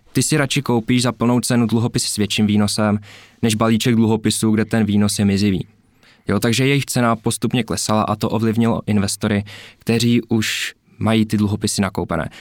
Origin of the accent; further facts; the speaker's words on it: Czechia; tady u nás v Tuzemsku